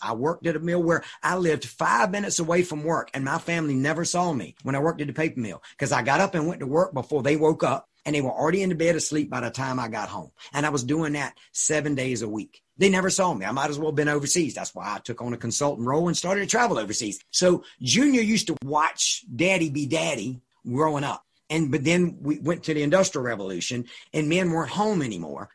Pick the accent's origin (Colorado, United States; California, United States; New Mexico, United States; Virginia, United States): Virginia, United States; Suffolk; I live 10 minutes now from where I grew up, the uh, farm that I grew up on